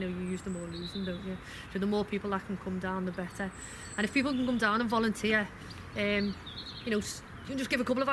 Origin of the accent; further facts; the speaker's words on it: Liverpool, North West England, United Kingdom; I'm from West Derby